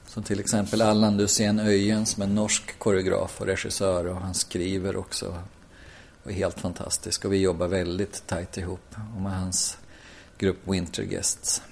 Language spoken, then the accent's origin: Swedish; Hagfors, Värmland, Sweden; also born or lived in Malmö; now in Stockholm, Sweden; Jag är från Hagfors